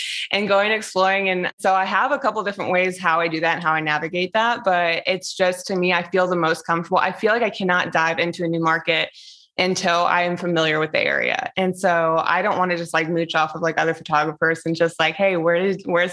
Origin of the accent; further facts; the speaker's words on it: the East, East Coast, United States; moved away as an adult; now in Las Vegas, United States; I grew up and lived in the East for so long, and now I'm like in Las Vegas